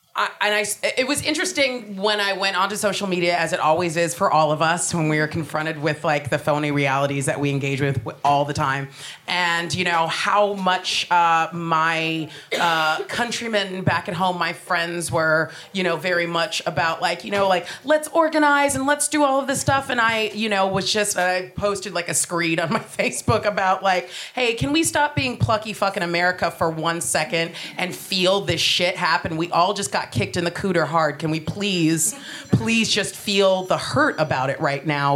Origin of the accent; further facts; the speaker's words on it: United States; moved away as an adult; now in United Kingdom; I am American